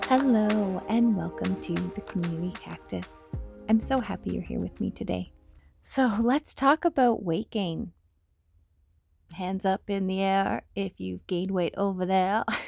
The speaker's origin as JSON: {"language": "English", "country": "Canada", "accent": "Canadian", "said": "I sound Canadian"}